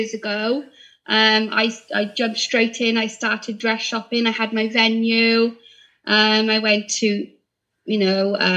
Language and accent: English; Barry, Wales, United Kingdom; I'm from Barry, so I live local to the store